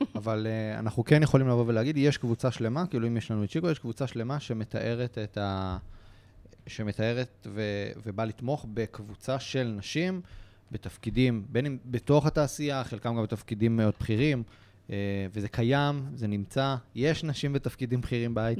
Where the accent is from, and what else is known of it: Israel